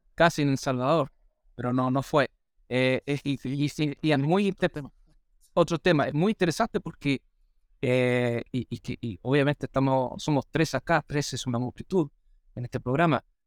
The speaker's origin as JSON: {"language": "Spanish", "country": "Australia", "first_language": "English", "second_language": "Spanish", "moved": "yes", "lives_now": "Viña del Mar, Chile", "said": "soy australiano, mi primer idioma es el inglés, no el castellano"}